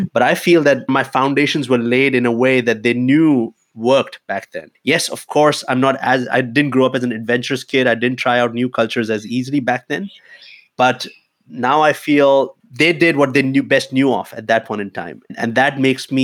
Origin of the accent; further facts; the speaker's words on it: India; moved away as an adult; now in Germany; growing up in India at that time